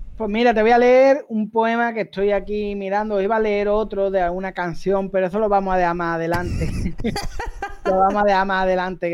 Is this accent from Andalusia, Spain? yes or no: yes; Algeciras, Andalusia, Spain; el Saladillo es la barriada donde yo me. Vamos, donde yo me crié, donde nací